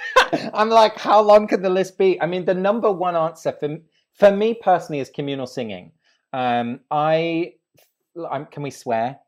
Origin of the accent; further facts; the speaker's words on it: England, United Kingdom; I grew up in England, uh, although my family is Dutch. Both my parents are from Holland